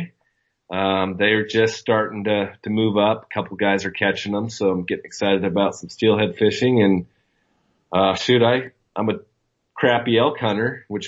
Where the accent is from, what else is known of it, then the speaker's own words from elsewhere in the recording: Coos Bay, Oregon, United States; accent: Coos Bay lingo; I come from the Oregon coast, and we have a different education system out here